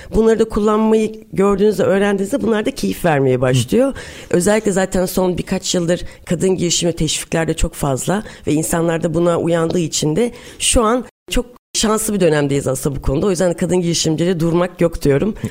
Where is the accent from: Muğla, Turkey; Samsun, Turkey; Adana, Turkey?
Samsun, Turkey; moved away as an adult; also born or lived in Istanbul; 1981 Samsun'dan oluyum. Senin memleketin aynı memleketinden evet. ve aynı liseden Samsun Lisesi'nden mezun oldum.